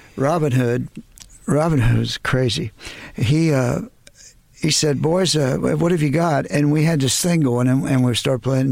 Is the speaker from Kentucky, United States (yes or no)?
no; Dallas, Texas, United States; moved away; We're from Dallas